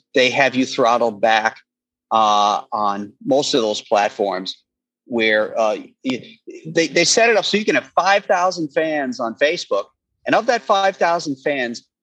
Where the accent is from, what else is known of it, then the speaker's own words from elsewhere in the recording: Space Coast, Florida, United States; moved away; I grew up down there on the Space Coast.